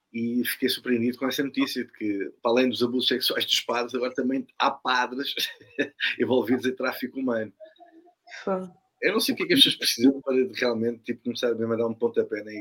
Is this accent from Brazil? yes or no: no; Portugal; o que é que nós, enquanto portugueses, assistimos?